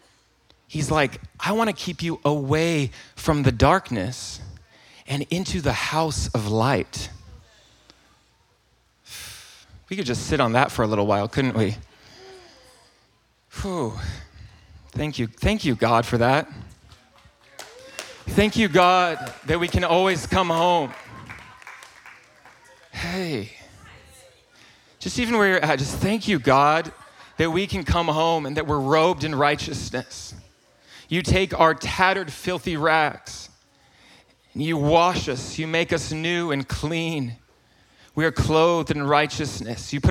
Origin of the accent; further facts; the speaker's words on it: North Carolina, United States; accent: Southern; I am from North Carolina